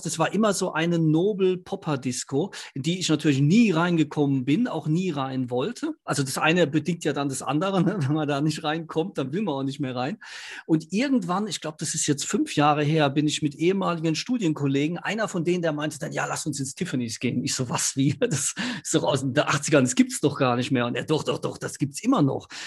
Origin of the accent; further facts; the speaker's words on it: Ludwigshafen, Rhineland-Palatinate, Germany; Ich bin in Ludwigshafen groß geworden.